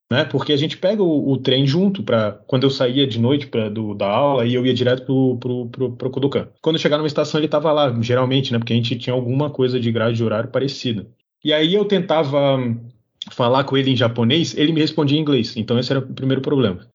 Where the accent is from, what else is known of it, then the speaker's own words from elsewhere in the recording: Brazil; also born or lived in Japan; do meu jeito, vamos dizer assim, como brasileiro